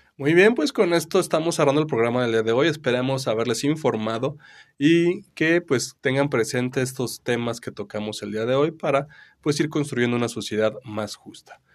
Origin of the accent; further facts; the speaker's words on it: Mexico; nosotros, este, como mexicanos